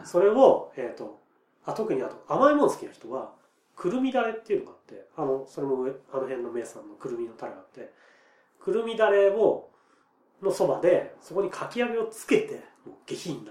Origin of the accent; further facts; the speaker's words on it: Nagano, Japan; 僕長野なんですよ